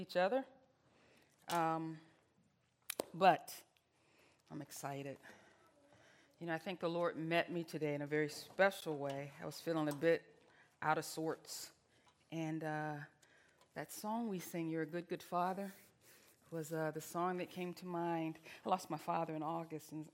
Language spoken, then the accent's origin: English; Virginia, United States; moved away; I'm Southern. I'm from Virginia